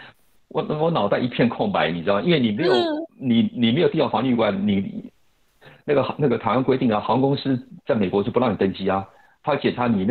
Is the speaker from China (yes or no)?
no; South Korea; Chinese is a second language; 想我是韩国人啊，所以那我在我在飞机上睡飞机上睡一个睡一个晚上啊。